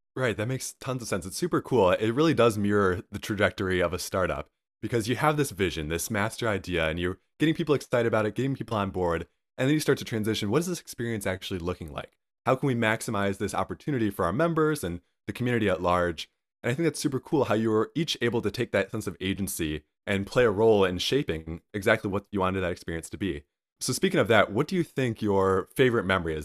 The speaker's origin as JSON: {"language": "English", "town": "Northville", "region": "Michigan", "country": "United States", "also_born_or_lived": "Ann Arbor, Michigan", "said": "I'm from Northville, Michigan, which is about 20, 30 minutes away."}